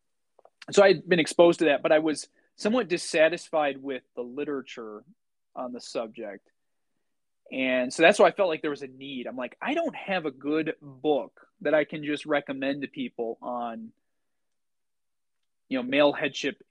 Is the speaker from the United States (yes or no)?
yes; United States; growing up in the United States